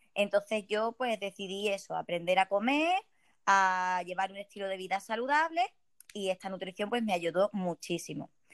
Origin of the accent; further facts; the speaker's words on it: Ceuta, Spain; soy de Ceuta, soy española